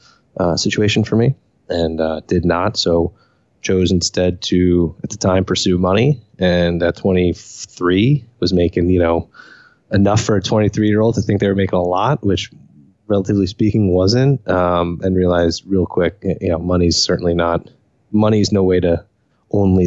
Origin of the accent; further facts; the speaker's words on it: Cranford, New Jersey, United States; also born or lived in Elizabeth, New Jersey; I was born in New Jersey, Elizabeth, New Jersey, to be exact. Grew up in Cranford, which is about 10 minutes outside New York, Newark Airport